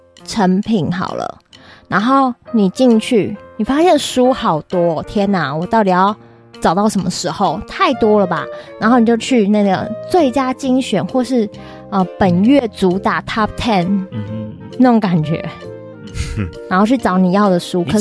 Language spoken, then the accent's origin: Chinese; Taiwan; 或是在地的 local 的，像我们台湾人这样子。